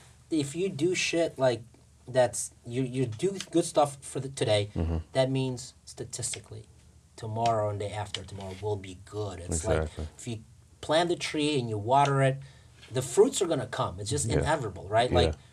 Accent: Russia; English is a second language; moved away; I came from Russia with nothing.

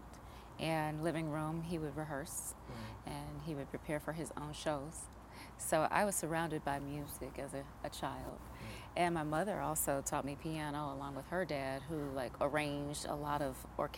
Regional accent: Washington, District of Columbia, United States; also born or lived in Maryland; I grew up in Washington, D.C. initially, and then eventually Maryland.

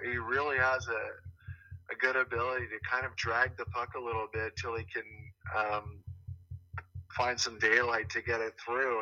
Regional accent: Ottawa, Ontario, Canada; I'm from Ontario

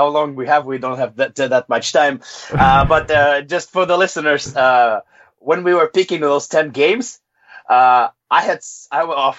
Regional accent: Russia; I was born in the Soviet Union, and to me, Ukrainians people were always part of my country.

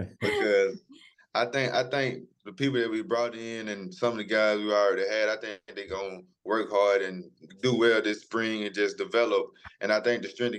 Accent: Philadelphia, Mississippi, United States; I'm from Philadelphia, Mississippi, old small town, country town.

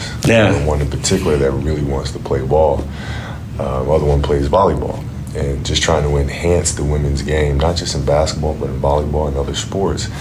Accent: Italy; growing up in Italy, we had a league called mini basket

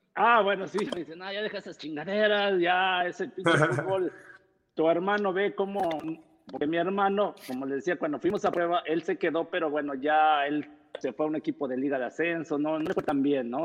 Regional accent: Texcoco, State of Mexico, Mexico; yo soy de Texcoco, Estado de México, de una familia numerosa

